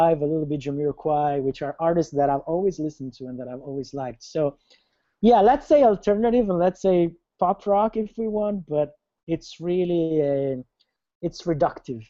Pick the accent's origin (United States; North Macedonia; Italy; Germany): Italy; moved away; I'm from Italy. I'm originally from Italy.